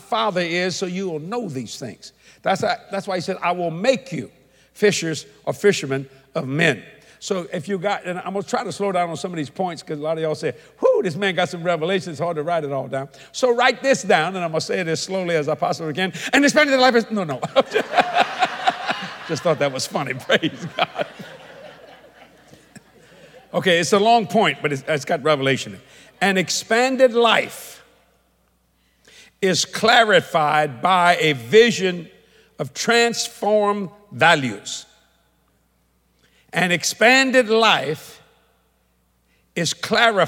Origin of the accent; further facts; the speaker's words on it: United States; I'm an American